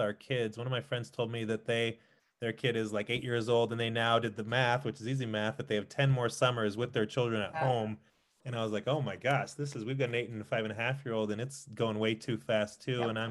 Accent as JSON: {"language": "English", "town": "San Diego", "region": "California", "country": "United States", "tie": "born or raised there", "moved": "yes", "lives_now": "Denver, United States", "said": "I was born in Denver, but I grew up in San Diego."}